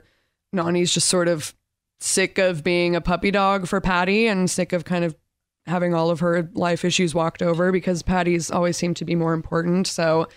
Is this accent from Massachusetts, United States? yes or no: no; Torrance, California, United States; I'm from Torrance, California.